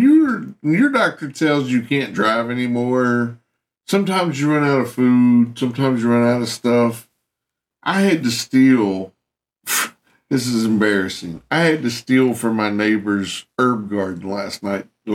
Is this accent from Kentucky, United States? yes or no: yes; Kentucky, United States; I'm from Kentucky